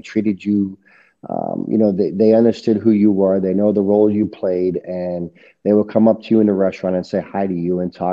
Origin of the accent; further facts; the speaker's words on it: Hoboken, New Jersey, United States; accent: New Jersey; now in Wisconsin, United States; I grew up in the Hoboken area right before the Lincoln Tunnel